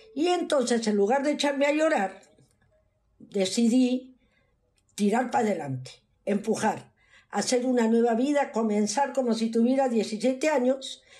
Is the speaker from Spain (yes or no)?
no; Pisco, Ica, Peru; moved away as an adult; now in United States; nací en el Perú, en un pueblito que se llamaba Pisco.